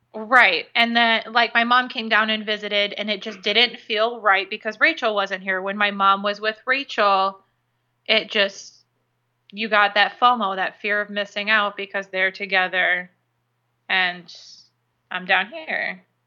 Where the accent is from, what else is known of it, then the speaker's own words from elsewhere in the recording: Illinois, United States; now in Florida, United States; growing up in Illinois